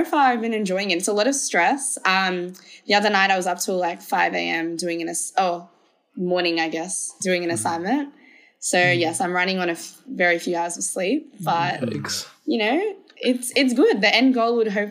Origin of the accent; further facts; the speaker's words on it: Melbourne, Victoria, Australia; We are from Melbourne, Australia